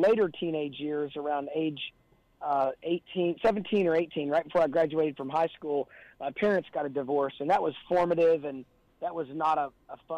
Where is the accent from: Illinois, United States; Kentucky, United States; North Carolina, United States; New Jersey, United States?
Kentucky, United States; Louisville; I grew up in Louisville, Kentucky, and was the youngest of four kids